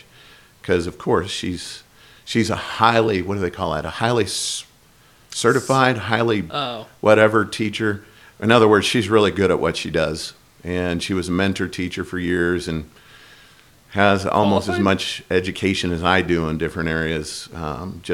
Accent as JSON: {"language": "English", "area": "the Northwest", "region": "Pacific Northwest", "country": "United States", "also_born_or_lived": "Florida", "moved": "as an adult", "lives_now": "Boise, United States", "said": "we're all from the Northwest"}